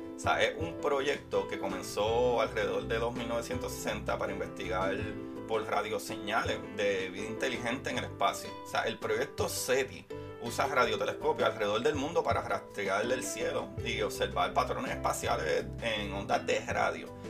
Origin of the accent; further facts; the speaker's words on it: Puerto Rico; yo soy puertorriqueño y somos latinos